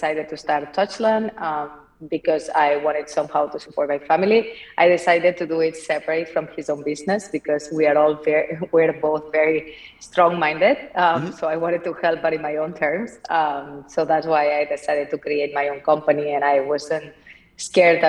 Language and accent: English; Barcelona, Catalonia, Spain; English is a second language; moved away; as you can tell from my accent, I'm not from here. I'm from Barcelona. I was born and raised in an entrepreneurial family